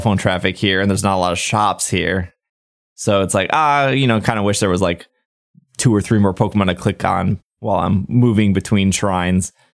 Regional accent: United States; I'm American

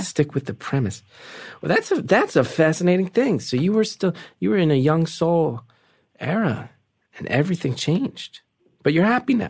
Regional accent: New Jersey, United States; I'm from North Jersey.

